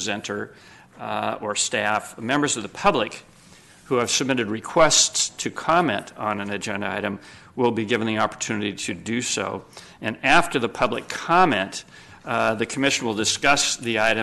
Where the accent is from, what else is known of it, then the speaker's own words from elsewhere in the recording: Sacramento, California, United States; also born or lived in Los Angeles; I was born and raised in Sacramento.